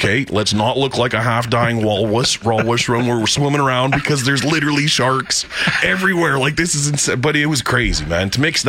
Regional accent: Canada; they tell him I'm Canadian.

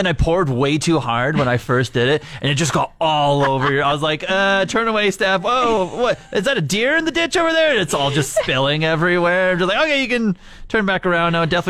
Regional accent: Regina, Saskatchewan, Canada; now in Fort McMurray, Canada; I'm originally from Regina

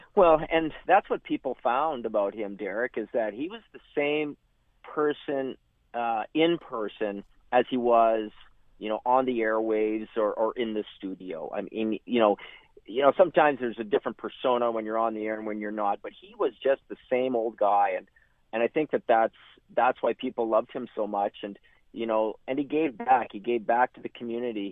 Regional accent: Hudson Bay, Saskatchewan, Canada; also born or lived in Lethbridge; I'm born and raised in Saskatchewan, and um, you know, uh, raised up in Hudson Bay

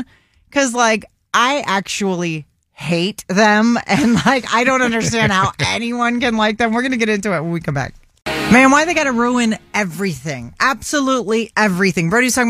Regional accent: Florida, United States; born or raised there

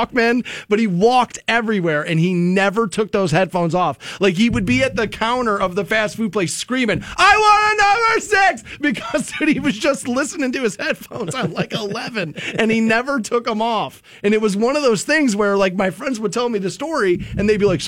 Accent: Twinsburg, Ohio, United States; when I was growing up in Twinsburg, the next city over is Solon

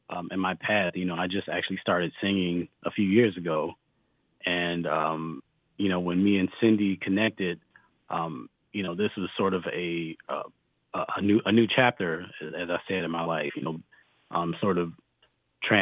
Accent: Washington, District of Columbia, United States; I grew up in Washington, D.C.

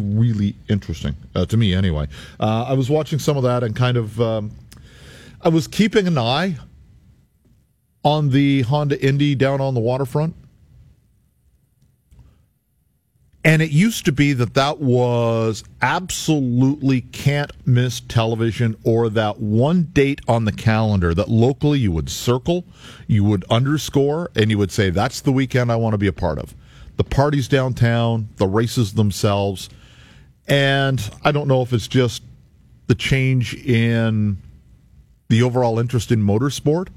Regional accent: Canada; we're Canadian

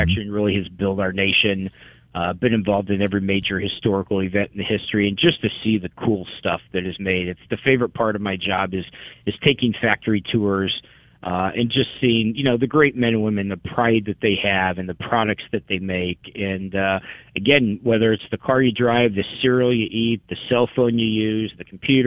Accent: Decatur, Illinois, United States; I grew up in Decatur and, you know, and went to school at Illinois Wesleyan University in Bloomington

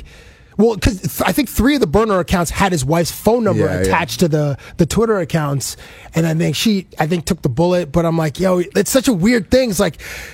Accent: Canada; I'm in obviously a different country because I'm from Canada

